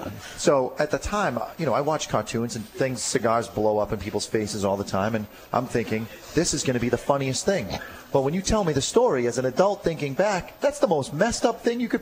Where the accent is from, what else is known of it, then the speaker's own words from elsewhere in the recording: Haverhill, Massachusetts, United States; as a kid, I grew up in Haverhill on 4th Ave, and I was 5 or 6, and back then, the fact that the neighborhood was as rough as it was didn't bother my parents